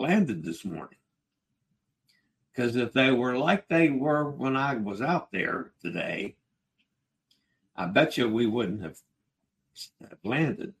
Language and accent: English; Virginia, United States; I'm from Virginia, and I'm in Nassau in the Bahamas